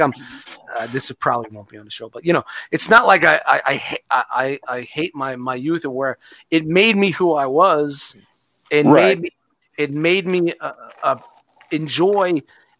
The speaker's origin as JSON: {"language": "English", "town": "New York City", "region": "New York", "country": "United States", "tie": "born or raised there", "said": "the time where I grew up in Brooklyn was in the late 80s"}